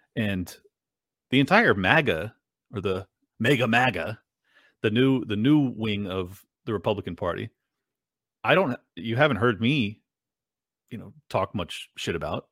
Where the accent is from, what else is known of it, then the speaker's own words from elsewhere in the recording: United States; I'm an American